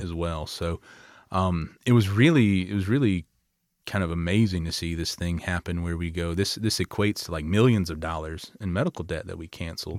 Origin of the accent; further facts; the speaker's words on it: Lower Alabama, United States; I always say I grew up in L A. You can tell by my accent